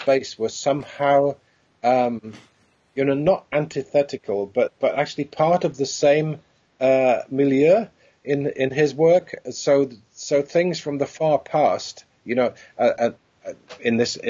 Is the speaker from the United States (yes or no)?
no; Pontypridd, Wales, United Kingdom; town where we grew up in Pontypridd in South Wales.